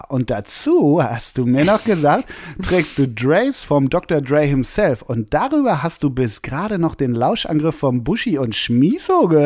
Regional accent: Münster, North Rhine-Westphalia, Germany; born there; bin in Münster geboren.

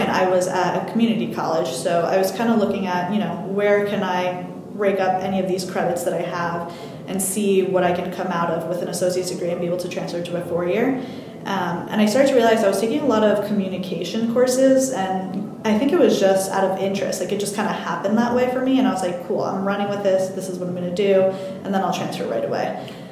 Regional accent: New Jersey, United States; moved away as an adult; also born or lived in California / West Virginia; I'm originally from New Jersey. My whole family was here. I grew up here.

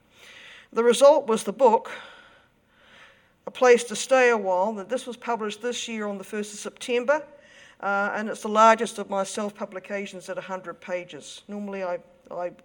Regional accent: Auckland, New Zealand; I come from Avondale.

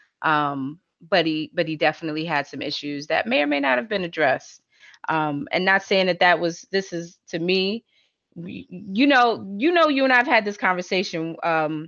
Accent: New York, United States; growing up in New York

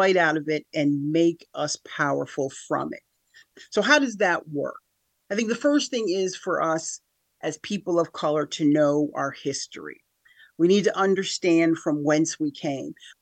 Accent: Schenectady, New York, United States; also born or lived in Niskayuna; I'm from here, Capital Region of New York, born and raised in Schenectady.

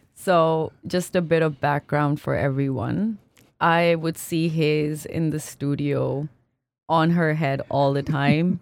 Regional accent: Pakistan; moved away as an adult; also born or lived in France / United States / Singapore; now in Canada; I grew up in Pakistan

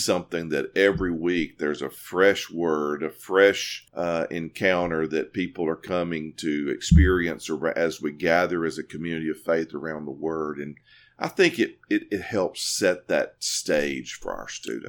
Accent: Corinth, Mississippi, United States; moved away as an adult; also born or lived in New Orleans, Louisiana; now in East Tennessee, United States; I'm from Corinth, Mississippi, uh, originally

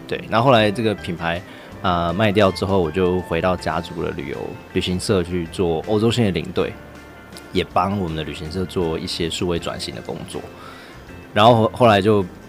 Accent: Hualien, Hualien County, Taiwan; 像我自己是在花莲长大，我在七星潭玩的时候，只会看到海面上有一些网子跟浮丘

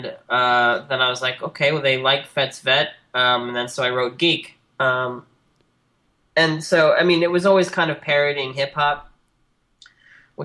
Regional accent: Libertyville, Illinois, United States; It's, like, 30 miles north of Chicago in a little town called Libertyville, Illinois

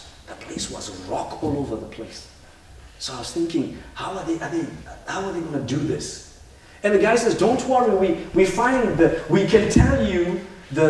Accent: Zimbabwe; moved away; where I come from Zimbabwe

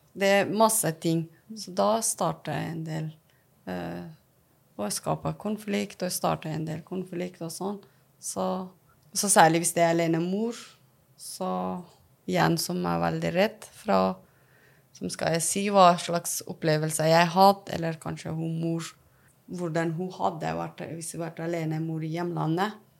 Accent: Afghanistan; Norwegian is a second language; now in Norway; jeg er opprinnelig fra Afghanistan, som så kom til Norge

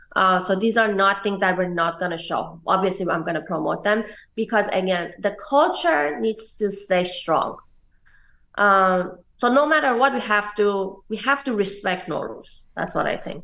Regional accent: Tehran, Tehran Province, Iran; moved away as an adult; also born or lived in New York, United States; now in Los Angeles, United States; I was growing up in Iran.

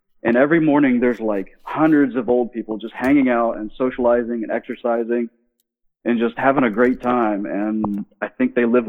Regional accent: Virginia, United States; also born or lived in Arizona / California / Oregon; I am originally from Virginia, but we lived in like Arizona and California and Oregon.

